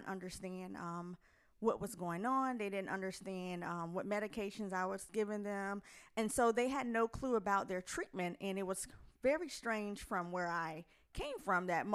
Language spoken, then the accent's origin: English; Fort Pierce, Florida, United States; moved away as an adult; also born or lived in Jacksonville, Florida; now in Rocky Mount, United States; I am originally from Fort Pierce, Florida, by way of Jacksonville